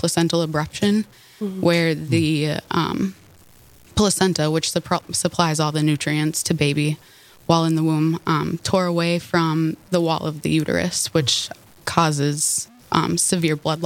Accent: Horace, North Dakota, United States; I grew up in Horace, just south of Fargo

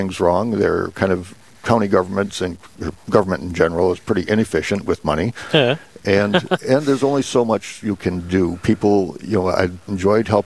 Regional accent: Fairmont, United States; also born or lived in East Coast; this is kind of my hometown. In fact, this is my church that I grew up in and school that I went to for grade school

